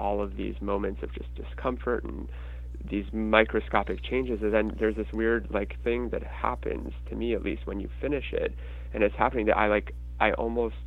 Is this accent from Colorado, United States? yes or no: yes; Denver, Colorado, United States; now in New York, United States; I grew up in Denver